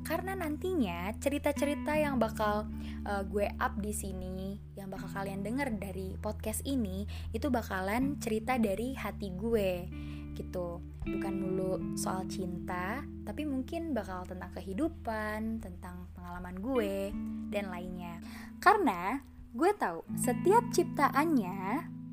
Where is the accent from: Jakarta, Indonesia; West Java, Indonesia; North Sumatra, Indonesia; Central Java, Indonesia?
Jakarta, Indonesia; moved away as an adult; now in Padang, Indonesia; Gue lahir di Jakarta 12 Agustus 2001